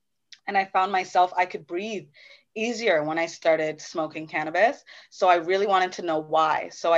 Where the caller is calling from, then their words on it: Brampton, Ontario, Canada; I'm coming from Brampton, Ontario. Big ups, big ups.